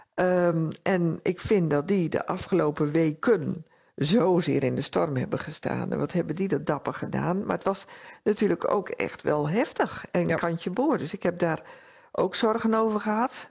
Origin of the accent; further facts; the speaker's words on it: Netherlands; also born or lived in Drenthe; we als Nederlanders